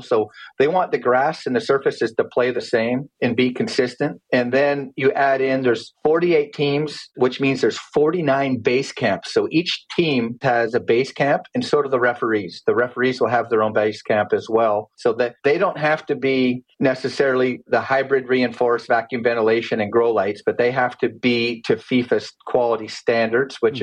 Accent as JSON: {"language": "English", "town": "Calgary", "region": "Alberta", "country": "Canada", "tie": "born or raised there", "also_born_or_lived": "Michigan / Tennessee", "moved": "as an adult", "said": "I grew up playing sports in Canada and Calgary"}